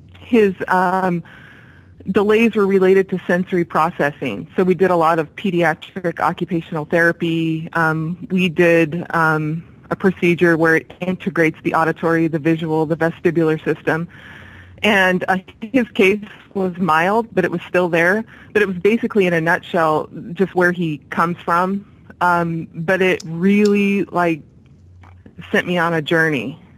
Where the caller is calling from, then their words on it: Corvallis, Oregon, United States; I'm calling from Corvallis, Oregon.